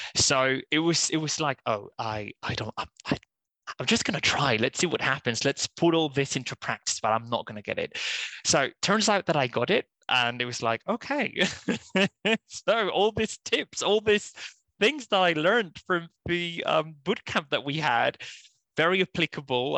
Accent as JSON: {"language": "English", "country": "Spain", "first_language": "Spanish", "second_language": "English", "moved": "as an adult", "said": "I'm originally from Spain, so I just did uh, all my kind of university ed- education there mostly"}